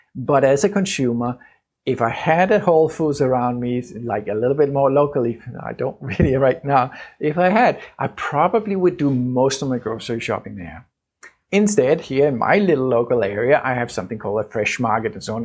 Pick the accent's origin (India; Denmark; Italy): Denmark; Danish, uh, my home country